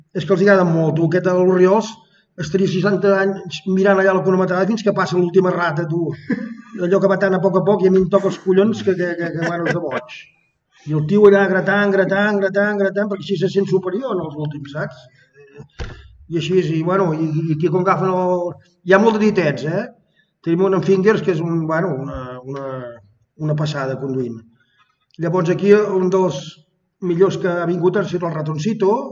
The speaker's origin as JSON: {"language": "Catalan", "town": "Sant Feliu de Guíxols", "region": "Catalonia", "country": "Spain", "said": "soc de Sant Feliu de Guíxols"}